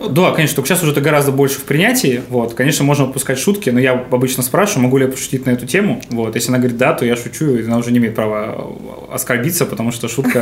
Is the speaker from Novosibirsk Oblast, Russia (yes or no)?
yes; Novosibirsk, Novosibirsk Oblast, Russia; я из Новосибирска, э, закончил школу в Академгородке